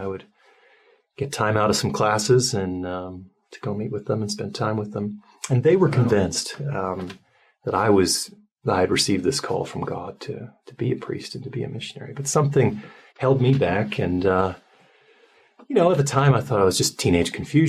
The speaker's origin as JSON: {"language": "English", "country": "Ireland", "tie": "born or raised there", "also_born_or_lived": "London", "moved": "as an adult", "said": "I was raised Catholic in Ireland"}